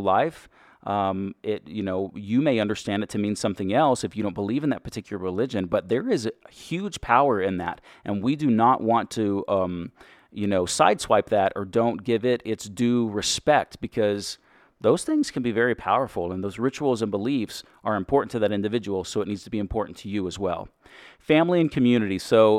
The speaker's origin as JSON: {"language": "English", "region": "Texas", "country": "United States", "accent": "Texas", "said": "I am from Texas. I've worked very hard to get rid of my Texas accent."}